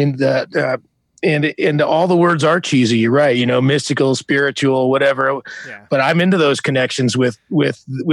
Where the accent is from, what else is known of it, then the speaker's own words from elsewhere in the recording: Bay Area, California, United States; moved away as an adult; growing up in the Bay Area